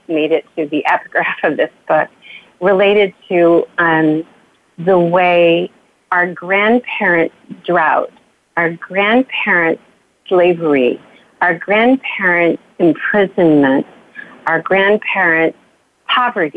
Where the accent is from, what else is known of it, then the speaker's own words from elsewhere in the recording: Bakersfield, California, United States; I grew up in Bakersfield, California